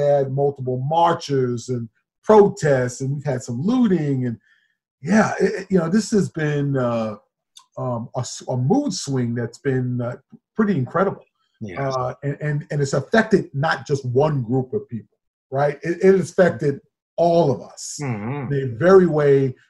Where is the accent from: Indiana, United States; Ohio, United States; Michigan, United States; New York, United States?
New York, United States; New York City; moved away as an adult; also born or lived in Huntington, New York / Centerport, New York; now in Illinois, United States; I grew up in Queens, and then obviously half of the Queens, and obviously half of it on Long Island and Huntington, Centerport area